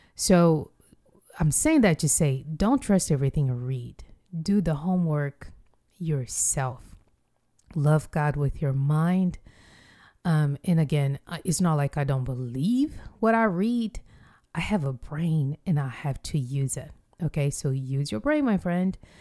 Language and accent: English; Rio de Janeiro, Brazil; moved away; I went home to Rio de Janeiro, which is my hometown